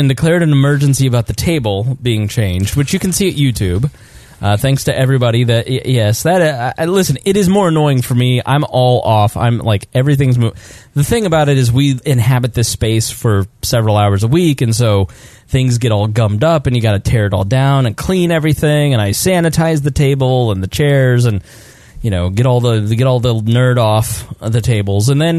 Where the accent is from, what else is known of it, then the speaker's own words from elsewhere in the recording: Midwest, United States; We're from the Midwest.